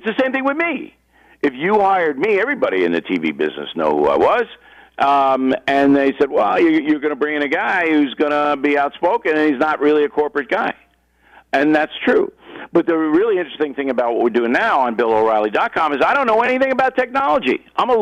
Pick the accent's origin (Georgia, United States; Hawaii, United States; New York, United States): New York, United States; Levittown; also born or lived in Manhattan, New York; I was born in Manhattan, raised in Levittown, Long Island